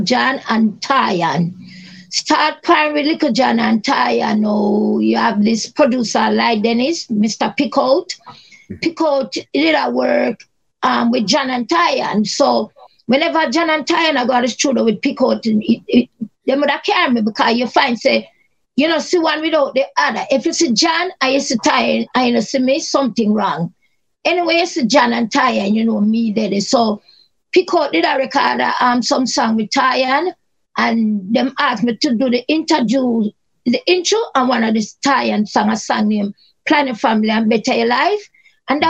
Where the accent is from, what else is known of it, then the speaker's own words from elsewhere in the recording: Kingston, Jamaica; I was grew up in Kingston 13